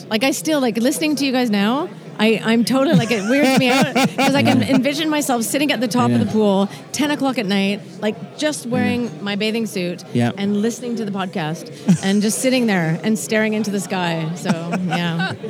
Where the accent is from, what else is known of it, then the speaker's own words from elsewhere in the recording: Canada; now in Scotland, United Kingdom; I'm Canadian.